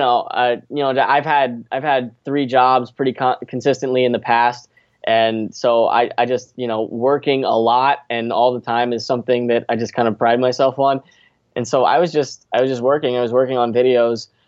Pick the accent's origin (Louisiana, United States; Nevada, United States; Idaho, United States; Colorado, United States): Nevada, United States; Las Vegas; moved away as an adult; also born or lived in Irvine, California / Valparaiso, Indiana; now in Orlando, United States; I was born in Southern Cal, Irvine, California. And we moved to Vegas when I was four, and I lived my entire life there until I went to college in Valpo.